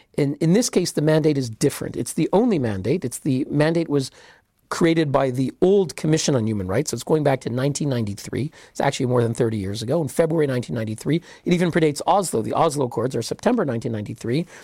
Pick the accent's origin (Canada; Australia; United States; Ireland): Canada; I'm Canadian